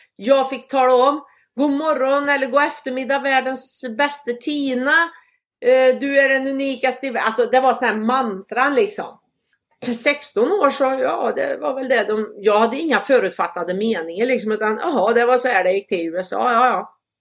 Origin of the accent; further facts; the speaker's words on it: Sweden; moved away; hemma i Sverige